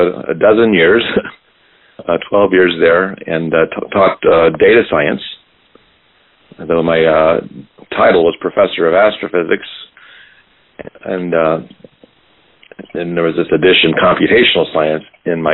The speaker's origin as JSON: {"language": "English", "town": "Baton Rouge", "region": "Louisiana", "country": "United States", "moved": "yes", "said": "I am from Louisiana, and I'm actually from Baton Rouge"}